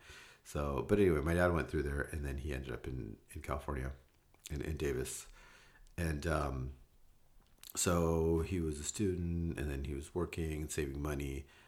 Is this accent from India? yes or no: yes; India; born there; It starts in India. So I was born in India in 1973.